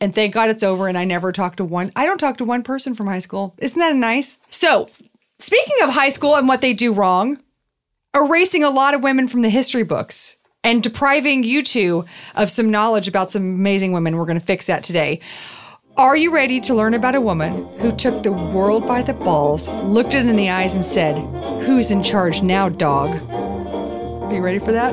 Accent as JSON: {"language": "English", "town": "Houston", "region": "Texas", "country": "United States", "tie": "born or raised there", "said": "I grew up in Houston, which is six hours north of, or sorry, six hours west of New Orleans"}